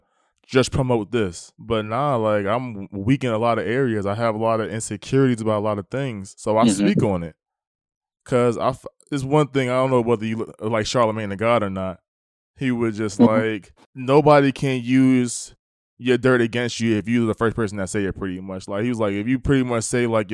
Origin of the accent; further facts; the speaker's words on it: East Coast, United States; now in the South, United States; I'm in the South, like, you know, I'm from the East Coast.